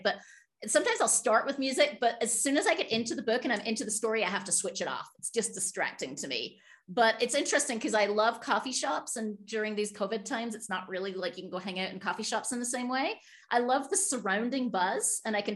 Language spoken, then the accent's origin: English; United Kingdom; moved away; And I'm British